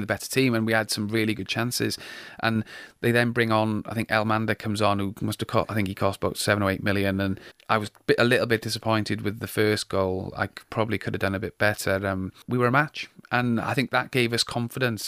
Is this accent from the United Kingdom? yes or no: yes; South Wales, United Kingdom; moved away; also born or lived in York; I came from South Wales